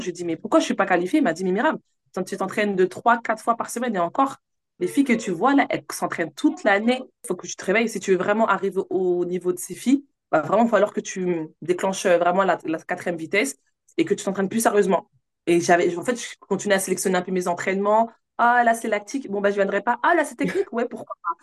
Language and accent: French; Villiers-le-Bel, Île-de-France, France; also born or lived in Sarcelles; J'ai grandi dans 95 à ville le bel C'est là où j'ai fait, ben, on va dire, mon collège, mon lycée